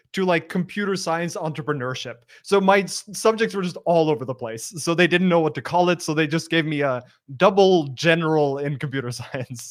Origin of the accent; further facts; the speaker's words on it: Norway; moved away as an adult; also born or lived in Australia; I'm from Norway originally